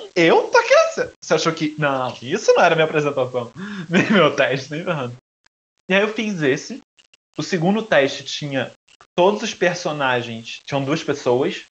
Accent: Brazil; eu sou brasileiro

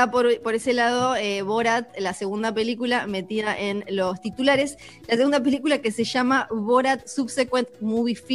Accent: Argentina

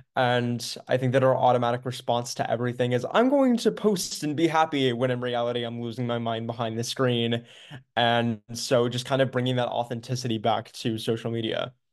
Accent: Maryland, United States; I am from Maryland, United States

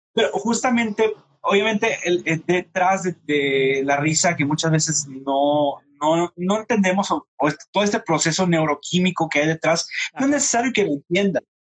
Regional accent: Nuevo Laredo, Tamaulipas, Mexico; yo soy de Nuevo Laredo

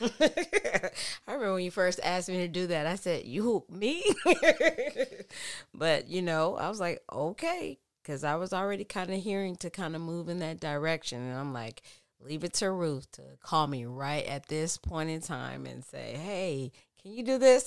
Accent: Texas, United States; now in California, United States; I'm from Texas and that's the Bible Belt

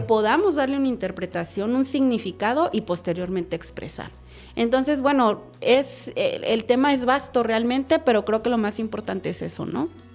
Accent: Chiapas, Mexico; moved away as an adult; also born or lived in Monterrey, Nuevo León / Mexico City; yo soy nacida en el estado de Chiapas

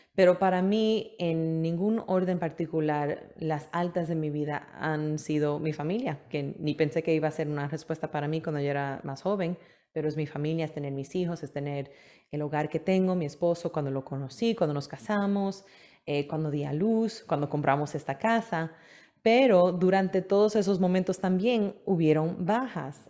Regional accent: New York City, New York, United States; moved away as an adult; also born or lived in Manhattan / Queens / Brooklyn; now in Florida, United States; sí pasé mi vida entera en Nueva York. Eh, nací en Manhattan, viví un poco en Queens, después en Brooklyn, después regresé a Queens

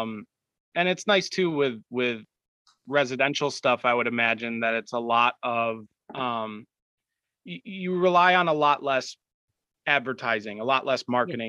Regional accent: Rochester, New York, United States; I'm from New York

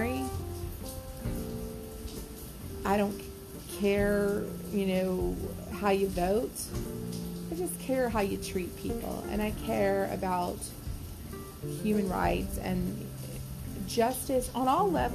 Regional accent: Deep South, United States; moved away; I was from the Deep South. You know, things were sort of prim and proper down there

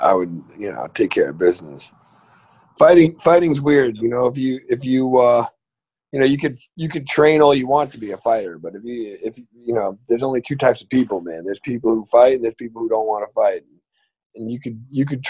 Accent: Lindenhurst, New York, United States; now in West Islip, United States; I live in West Islip. I'm from Lindenhurst

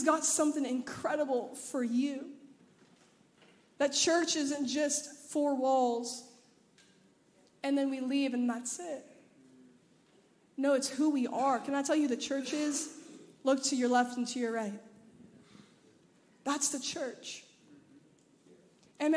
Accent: Anaheim, California, United States; now in Memphis, United States; I'm from Anaheim, California

